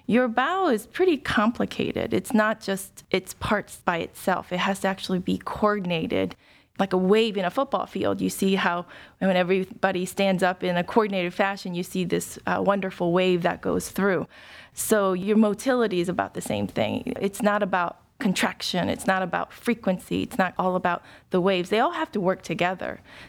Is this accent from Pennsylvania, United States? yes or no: no; Ohio, United States; Well, I grew up in a small suburb of Dayton. Did most of my entire education there from probably K through college.